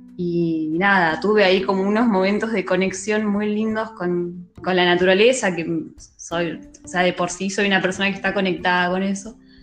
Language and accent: Spanish; Quilmes, Buenos Aires Province, Argentina; yo soy de Quilmes y es como un ícono de mi ciudad